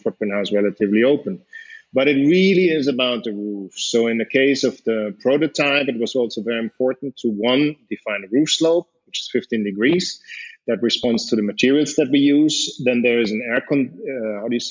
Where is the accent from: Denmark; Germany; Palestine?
Germany; moved away as an adult; I grew up in Germany